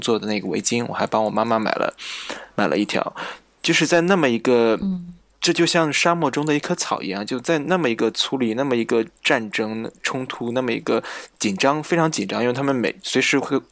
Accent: China; 我们来自中国

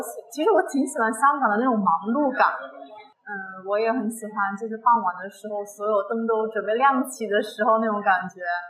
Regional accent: Guangdong, China; 对，我是广东的。

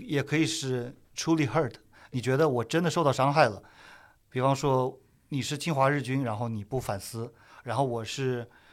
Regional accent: China; 作为中国人

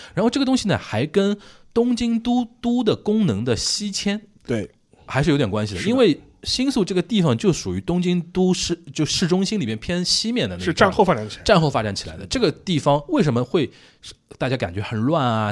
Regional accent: Shanghai, China; also born or lived in Japan; 我们上海话

